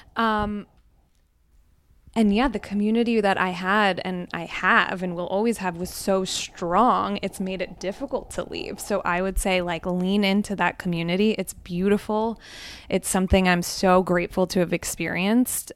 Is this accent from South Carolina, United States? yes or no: no; Scranton, Pennsylvania, United States; first language Gujarati; moved away as an adult; also born or lived in New York City; I grew up in Northeast Pennsylvania in Scranton